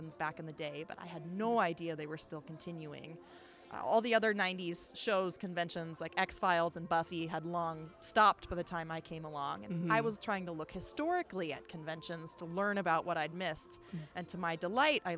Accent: Washington, United States; I'm from Washington State

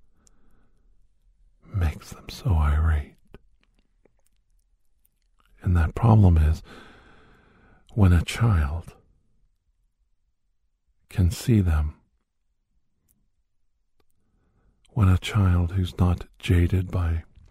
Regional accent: Youngstown, Ohio, United States; where I grew up in Youngstown area

